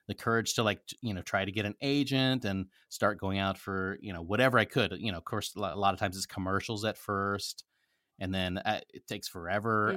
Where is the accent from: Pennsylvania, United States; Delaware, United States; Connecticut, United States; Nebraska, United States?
Nebraska, United States; also born or lived in Philippines; I grew up in a very small town in Nebraska